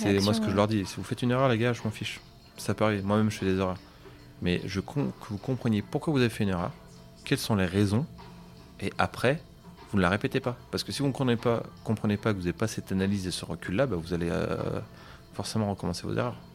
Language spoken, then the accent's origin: French; Auvergne-Rhône-Alpes, France; Alors en Auvergne, malheureusement, on n'a pas beaucoup de pâtisseries.